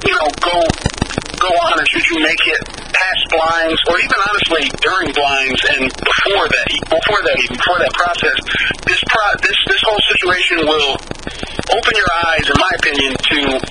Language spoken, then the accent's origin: English; Michigan, United States; I am from Michigan